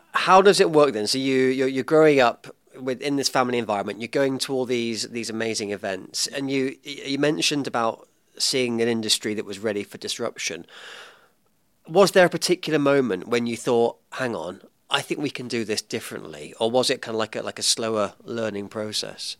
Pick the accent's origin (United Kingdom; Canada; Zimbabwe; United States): United Kingdom; England; now in New Zealand; I am an Englishman in New Zealand